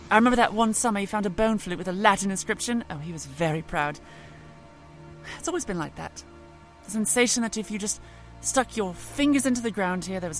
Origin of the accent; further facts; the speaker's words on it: East of England, United Kingdom; I, I grew up in Norfolk, after all. My beaches were never sun-baked.